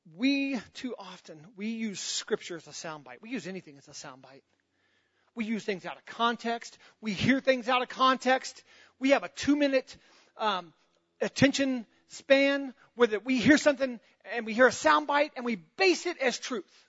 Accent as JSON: {"language": "English", "country": "United States", "said": "I'm a Christian before I'm an American. And I love being an American"}